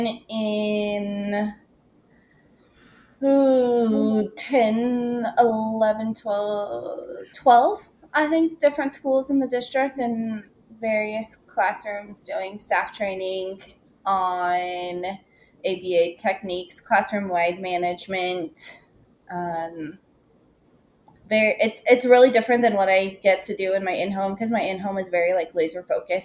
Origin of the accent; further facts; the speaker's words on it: New Mexico, United States; I tell people I'm from New Mexico